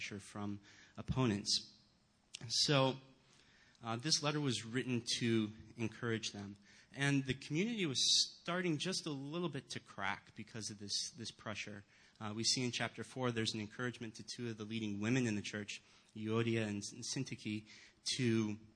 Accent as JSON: {"language": "English", "town": "Rochester", "region": "New York", "country": "United States", "tie": "born or raised there", "moved": "yes", "said": "I grew up not in the Chicago area, but in Rochester, New York."}